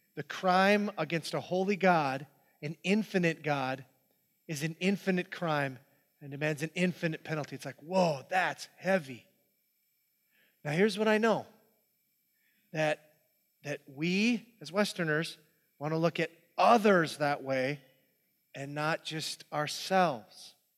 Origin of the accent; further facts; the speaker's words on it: Hibbing, Minnesota, United States; that's where I grew up. This is my hometown. This is Hibbing, Minnesota.